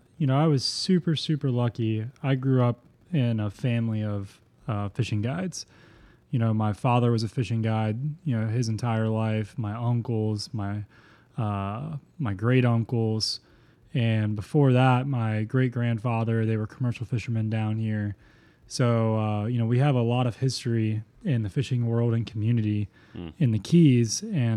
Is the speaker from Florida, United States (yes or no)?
yes; Florida, United States; Yeah, man. It was super incredible. We live on a 2x4 mile island, so if you don't have access to the water